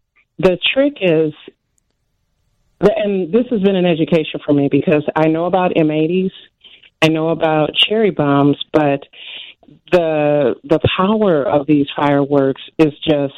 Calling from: Chicago, Illinois, United States; I am calling from the South Side

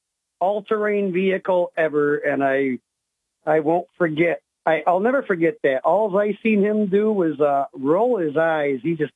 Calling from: Owego, New York, United States; from Owego.

